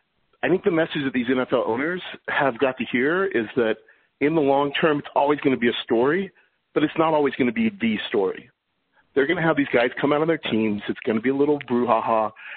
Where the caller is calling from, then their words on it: New York City, New York, United States; I'm calling from New York City.